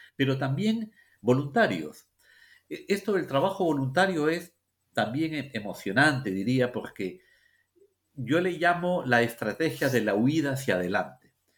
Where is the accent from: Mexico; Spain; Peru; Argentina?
Peru; los peruanos